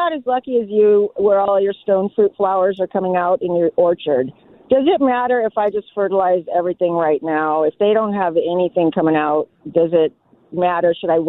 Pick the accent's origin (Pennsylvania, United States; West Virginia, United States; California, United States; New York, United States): California, United States; East County; I grew up in East County